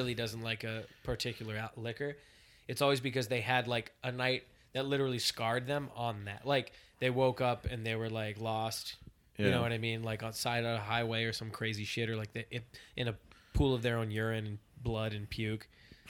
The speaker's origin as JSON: {"language": "English", "town": "Boston", "region": "Massachusetts", "country": "United States", "said": "Like I came from Boston, and going out in Boston is good, but it's like it's a little bit more casual."}